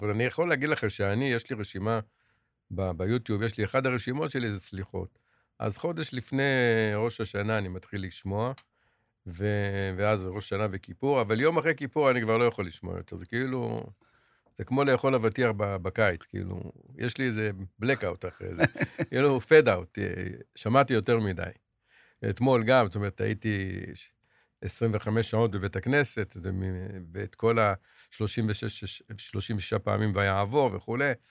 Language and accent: Hebrew; Ashdod, Southern District, Israel; אנחנו גדלנו באשדוד, כמו שאמרתי.